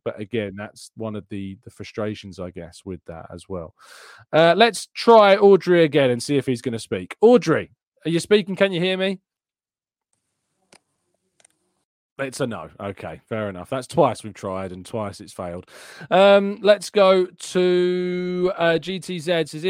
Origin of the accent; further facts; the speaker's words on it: Canada; I got a ticket to the Fulham match on my birthday last year when I came over from Canada.